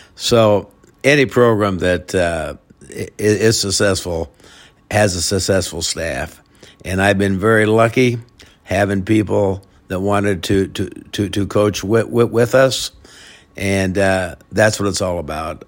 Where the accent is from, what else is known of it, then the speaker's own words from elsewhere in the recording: Melcher, Iowa, United States; originally from, uh, Melcher, Iowa. It's a, uh, small town, uh, forty miles, uh, south of Des Moines. Born and raised there